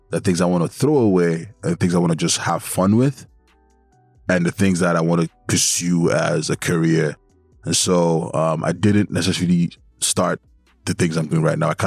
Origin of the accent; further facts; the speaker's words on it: Nigeria; moved away; Back home in Nigeria, because I'm from Nigeria